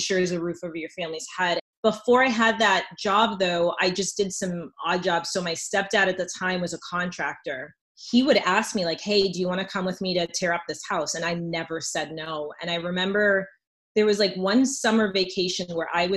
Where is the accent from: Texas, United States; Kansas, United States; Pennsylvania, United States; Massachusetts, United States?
Massachusetts, United States; Lawrence; I care deeply about my community. I'm from Lawrence